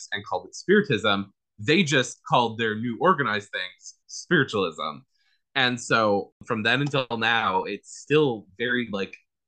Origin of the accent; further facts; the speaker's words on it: Rochester, New York, United States; moved away; also born or lived in Southern California; I was born here in Rochester, moved to Southern California, and then I moved back here probably like 10 years ago